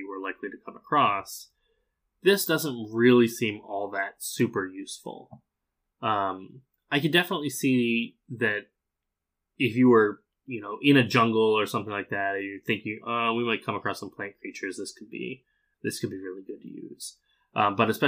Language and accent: English; Arizona, United States; I grew up in Arizona